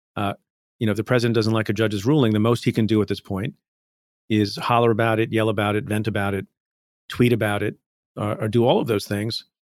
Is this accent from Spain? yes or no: no; India; now in United States; I was born in India, came to the United States